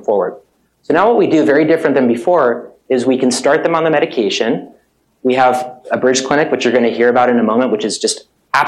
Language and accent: English; Southern California, United States; moved away as an adult; now in Boston, United States; I've actually been practicing emergency medicine in Boston for 19 years now. Even though I feel like I'm always from Southern California